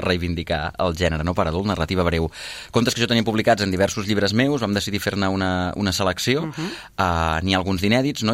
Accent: Catalonia, Spain; first language Catalan; català de llengua materna catalana que volta per Catalunya parlant del català

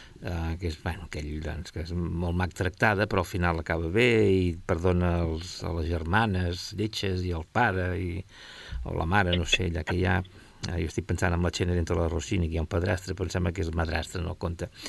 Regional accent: Catalonia, Spain; com a català

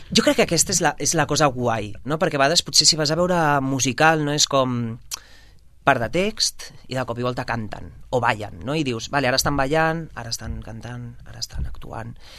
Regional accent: Sabadell, Catalonia, Spain; now in Barcelona, Spain; sóc de Sabadell i molt orgullós

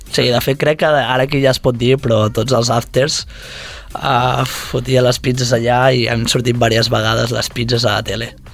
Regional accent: Girona, Catalonia, Spain; also born or lived in Costa Brava; now in Barcelona, Spain; jo sóc gironí, de Girona, uh -huh. però visc a la Costa Brava i i a Barcelona també

